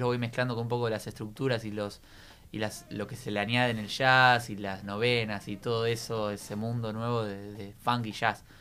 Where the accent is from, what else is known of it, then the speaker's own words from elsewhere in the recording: Quilmes, Buenos Aires Province, Argentina; yo soy de Quilmes.